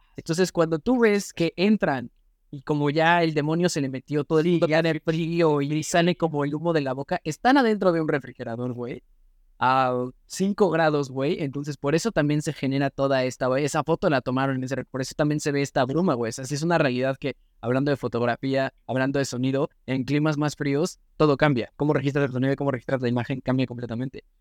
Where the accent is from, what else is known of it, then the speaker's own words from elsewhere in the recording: Mexico; soy mexicano